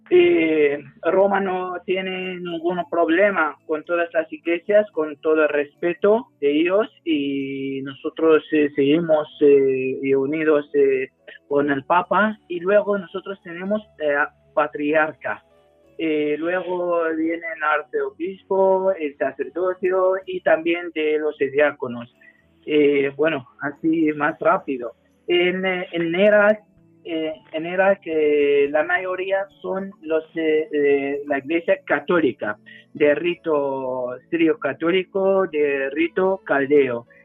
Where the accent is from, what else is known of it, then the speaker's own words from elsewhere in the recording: Spain; born there; yo creo que nací aquí